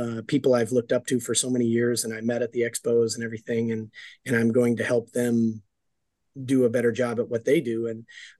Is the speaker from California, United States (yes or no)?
no; Denver, Colorado, United States; I grew up in Denver, Colorado, and I was kind of a troubled kid.